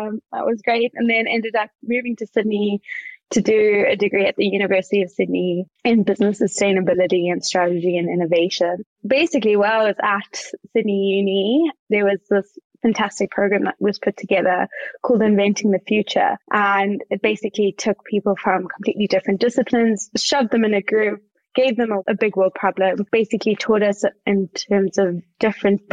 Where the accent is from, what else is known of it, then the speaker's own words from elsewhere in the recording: Johannesburg, Gauteng, South Africa; accent: South African; moved away as an adult; also born or lived in Cape Town, South Africa; now in Australia; I'm from Johannesburg